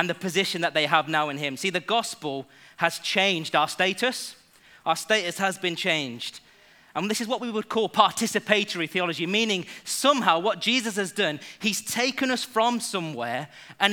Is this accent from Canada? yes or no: no; England, United Kingdom; I was born in England. Yes, so I am homegrown